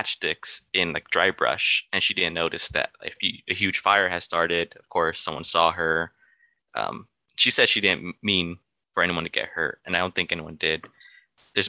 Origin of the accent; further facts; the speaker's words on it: Mexico; now in California, United States; I'm from Mexico